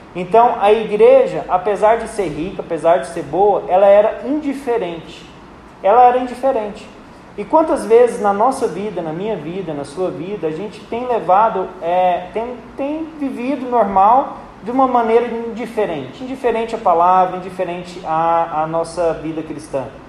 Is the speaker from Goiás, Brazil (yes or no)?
yes; Uruaçu, Goiás, Brazil; eu sou do interior de Goiás, eu nasci numa cidade chamada Uruaçu